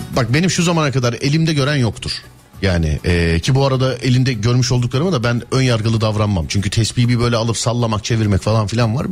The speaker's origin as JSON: {"language": "Turkish", "region": "Istanbul", "country": "Turkey", "said": "ben bir İstanbulluyum"}